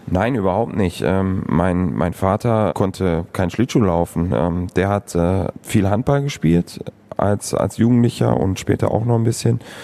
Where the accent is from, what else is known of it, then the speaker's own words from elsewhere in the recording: Moers, North Rhine-Westphalia, Germany; also born or lived in San Jose; now in Krefeld, Germany; Stadtmitte. Ich bin auf der Landwehrstraße ähm, aufgewachsen